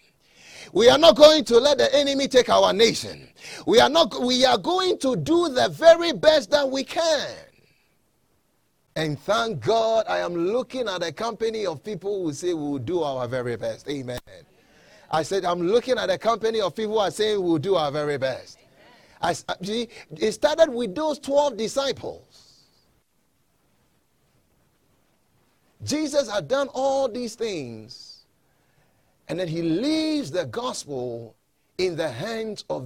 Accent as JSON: {"language": "English", "country": "Ghana", "tie": "born or raised there", "moved": "yes", "lives_now": "United States", "said": "I'm not originally from here. I was born in Ghana, West Africa"}